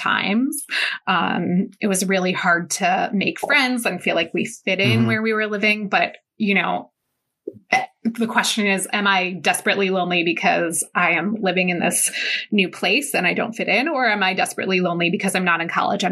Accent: Medina, United States; born or raised there; also born or lived in Lakewood

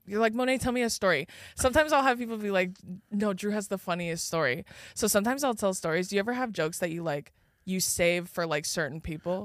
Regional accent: Riverside County, Southern California, United States; also born or lived in Orange County; I'm from, like, uh, Riverside County area

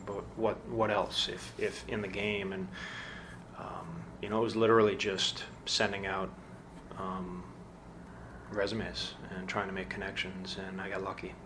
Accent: Midwest, United States; I came from the Midwest

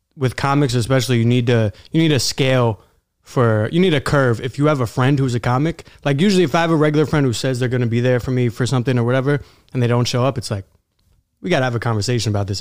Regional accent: New York City, New York, United States; I grew up in Queens

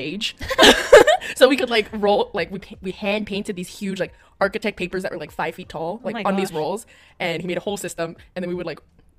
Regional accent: Hawaii, United States; growing up in Hawaii

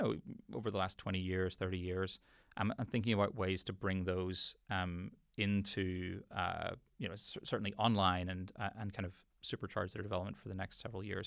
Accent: Belfast, Northern Ireland, United Kingdom; I grew up in Belfast

